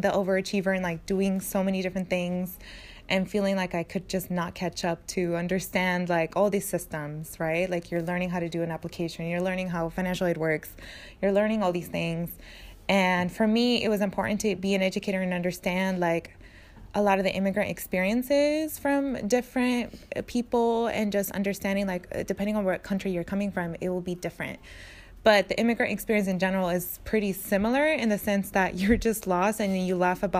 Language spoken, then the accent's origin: English; Napa, California, United States; also born or lived in Mexico; I grew up in Napa